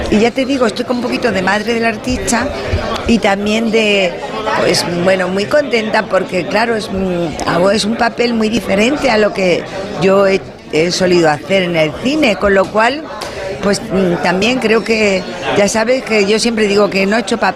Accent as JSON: {"language": "Spanish", "town": "Málaga", "region": "Andalusia", "country": "Spain", "said": "yo soy malagueña"}